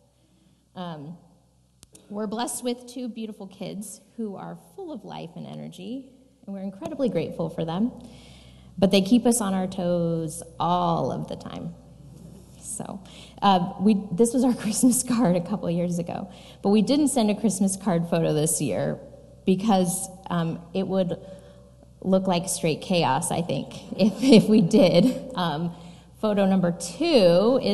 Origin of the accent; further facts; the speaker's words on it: Fresno, California, United States; I was born and raised in Fresno, California